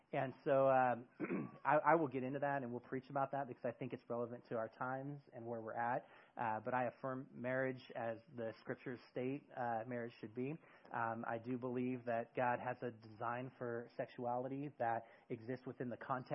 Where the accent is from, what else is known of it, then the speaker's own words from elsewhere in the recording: near San Francisco, California, United States; moved away as an adult; now in Eugene, United States; I grew up near San Francisco